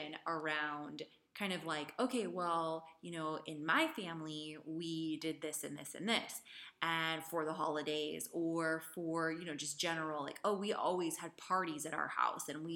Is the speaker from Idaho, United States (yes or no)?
yes; Idaho, United States; also born or lived in San Francisco, California; I'm from the United States, Idaho. I grew up in Idaho. I was born in San Francisco